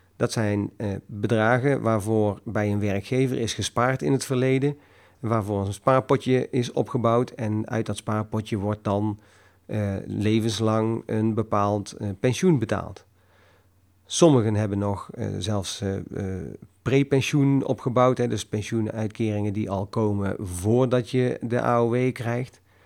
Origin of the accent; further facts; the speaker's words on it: North Brabant, Netherlands; kom ik uit Brabant